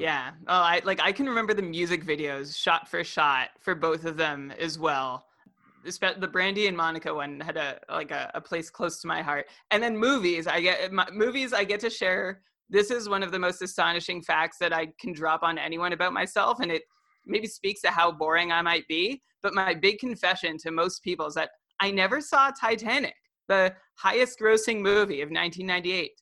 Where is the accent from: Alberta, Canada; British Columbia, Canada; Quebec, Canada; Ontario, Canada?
Ontario, Canada; Ottawa; I'm from Ottawa